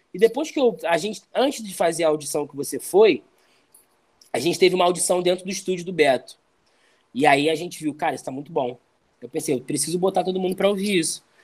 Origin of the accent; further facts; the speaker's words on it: Rio de Janeiro, Brazil; also born or lived in Jacarepaguá; sempre eu tinha que sair de Barros Filho, onde eu cresci